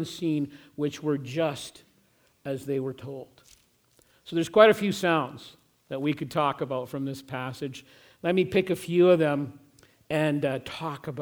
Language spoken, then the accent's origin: English; Regina, Saskatchewan, Canada; moved away; people that I grew up through high school with who went to the same youth group in the church that we were part of in Regina